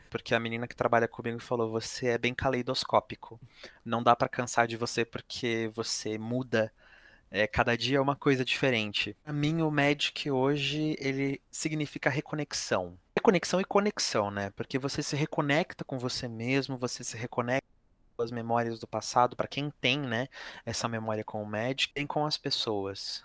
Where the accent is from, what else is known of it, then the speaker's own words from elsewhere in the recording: São Paulo, Brazil; eu fui nascido e criado aqui em São Paulo